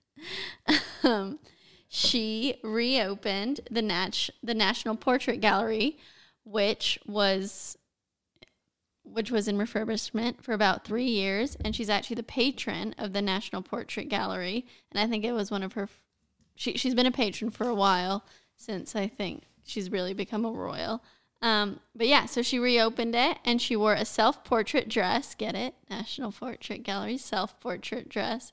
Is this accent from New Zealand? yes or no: no; United States; I'm American